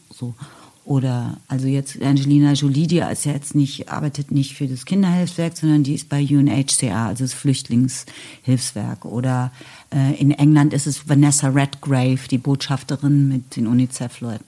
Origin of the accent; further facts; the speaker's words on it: West Germany, Germany; now in Berlin, Germany; ich komme aus dem Westen